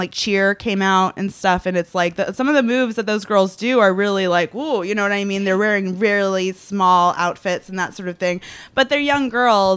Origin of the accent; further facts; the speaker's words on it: Juneau, Alaska, United States; now in Los Angeles, United States; So I always wanted to live in LA because I grew up in Juneau, Alaska.